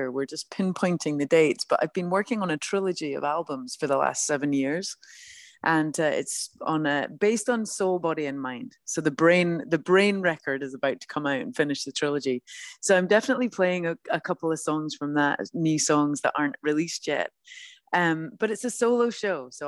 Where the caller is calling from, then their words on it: Los Angeles, California, United States; I'm calling you from sunny Los Angeles.